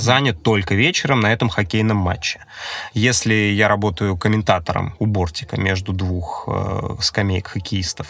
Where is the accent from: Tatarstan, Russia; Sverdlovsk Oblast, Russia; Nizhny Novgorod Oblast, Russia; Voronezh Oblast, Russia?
Voronezh Oblast, Russia; Voronezh; moved away as an adult; now in Saint Petersburg, Russia; в моем родном городе, в Воронеже